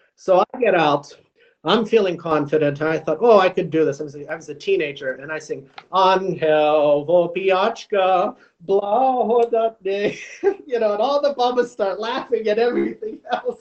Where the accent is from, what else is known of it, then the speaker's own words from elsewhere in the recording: United States; an American Rusin